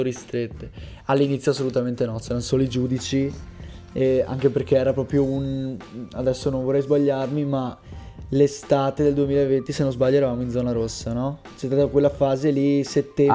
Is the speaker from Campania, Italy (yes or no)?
no; Veneto, Italy; vengo dal Veneto